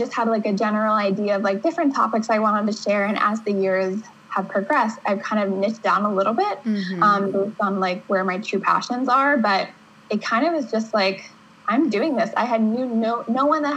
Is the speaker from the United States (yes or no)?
yes; Pittsburgh, Pennsylvania, United States; moved away as an adult; now in New Hampshire, United States; I grew up in Pittsburgh, Pennsylvania